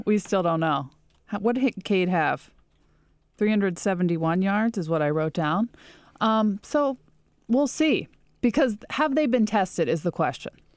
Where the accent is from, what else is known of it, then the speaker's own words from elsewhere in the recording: Pittsburgh, Pennsylvania, United States; now in Detroit, United States; am from Pittsburgh